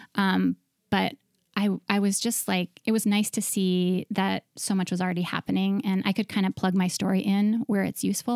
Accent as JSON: {"language": "English", "region": "Montana", "country": "United States", "tie": "born or raised there", "also_born_or_lived": "New York City", "moved": "as an adult", "said": "I grew up in Montana"}